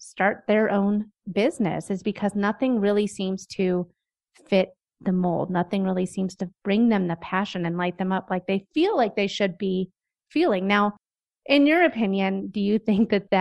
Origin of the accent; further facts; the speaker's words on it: Denver, Colorado, United States; I'm from Denver. I live maybe 4 miles from where I grew up